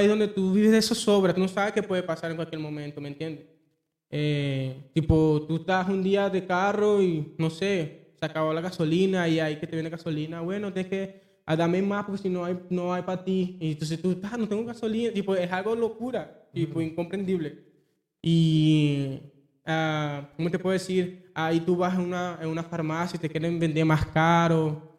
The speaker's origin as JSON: {"language": "Spanish", "country": "Venezuela", "moved": "yes", "said": "bueno, Venezuela eh, Yo cuando salí de Venezuela, ¿no? Eh, yo fui el primero que salí de mi, de mi familia. Fui el primero que salí."}